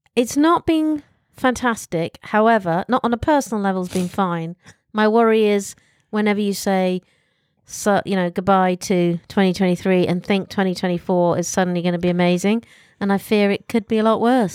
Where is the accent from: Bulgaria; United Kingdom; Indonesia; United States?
United Kingdom; I'm British